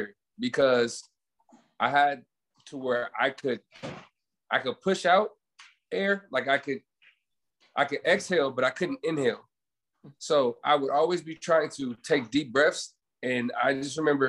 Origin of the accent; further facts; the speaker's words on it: Los Angeles, California, United States; now in Fontana, United States; I was born and raised in Los Angeles, California. I live in Fontana now